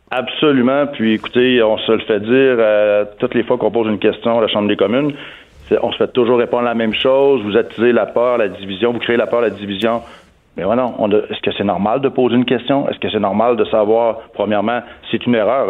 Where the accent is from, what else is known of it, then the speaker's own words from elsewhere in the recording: Quebec, Canada; chez nous au Québec